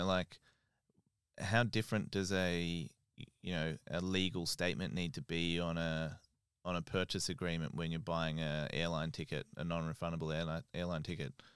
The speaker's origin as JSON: {"language": "English", "country": "Australia", "moved": "yes", "lives_now": "United Kingdom"}